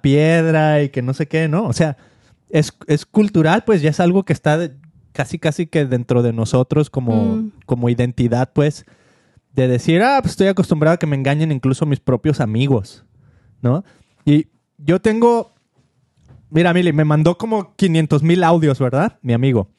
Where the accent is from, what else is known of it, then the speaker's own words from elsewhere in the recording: Mexico; como mexicano